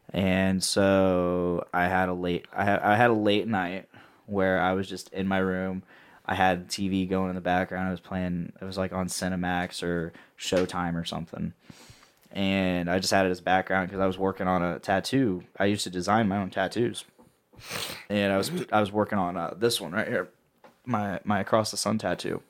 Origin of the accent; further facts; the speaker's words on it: Delphi, Indiana, United States; I'm from Delphi